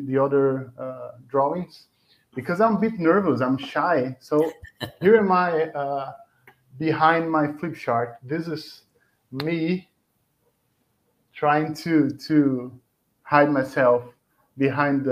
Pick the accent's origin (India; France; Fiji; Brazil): Brazil; English is a second language; also born or lived in Blumenau, Brazil; I'm from Brazil. I live in south of Brazil in a city called Blumenau.